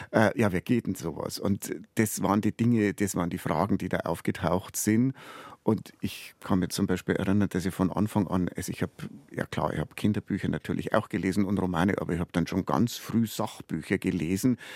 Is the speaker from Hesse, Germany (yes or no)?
no; Bavaria, Germany; ich bin auf dem Land aufgewachsen und ich glaube, ich bin in einem sehr in einem sehr bayerischen Umfeld aufgewachsen. Ich bin auf dem Dorf aufgewachsen.